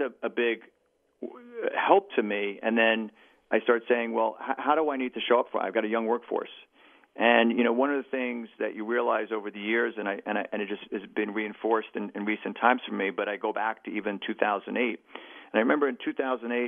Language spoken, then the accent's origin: English; New York City, New York, United States; as a New Yorker